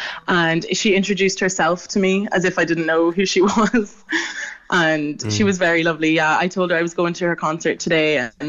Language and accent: English; Dublin, Leinster, Ireland; I'm down from Dublin.